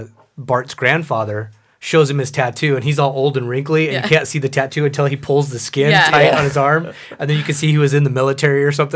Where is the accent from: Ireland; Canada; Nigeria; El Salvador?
El Salvador; born there; Because I was born in El Salvador. And so I kind of wanted something to – I don't know, kind of touch base with what may or may not be my roots.